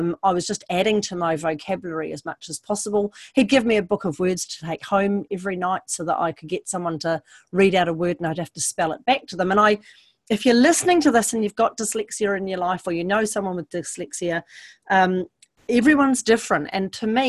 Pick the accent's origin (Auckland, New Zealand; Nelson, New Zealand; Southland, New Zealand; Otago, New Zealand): Auckland, New Zealand; Hunua; born or raised there